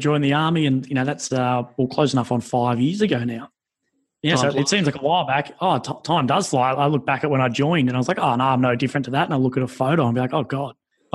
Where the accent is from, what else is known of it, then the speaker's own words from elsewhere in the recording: Australia; being Australian